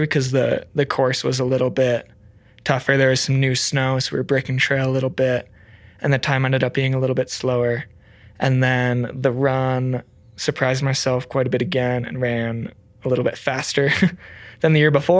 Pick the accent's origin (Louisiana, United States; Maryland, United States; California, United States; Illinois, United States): Illinois, United States; Rockford; moved away as an adult; also born or lived in Gunnison, Colorado; now in Crested Butte, United States; I'm a proud native of Rockford, Illinois